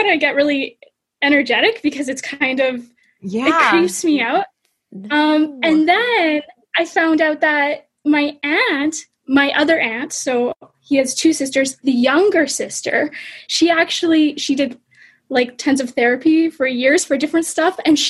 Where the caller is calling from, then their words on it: Ottawa, Ontario, Canada; So I'm actually in Ottawa right now, Canada.